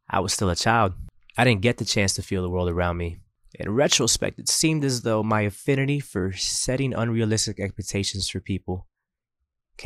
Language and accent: English; Coral Gables, Florida, United States; I grew up in Coral Gables behind Douglas Park